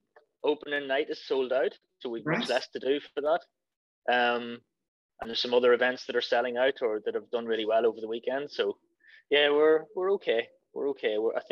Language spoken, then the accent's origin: English; Ireland; It says a lot about the story that we can tell as Irish people.